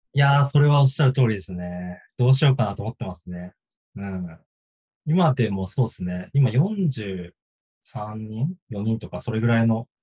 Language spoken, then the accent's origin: Japanese; Aomori, Japan; born or raised there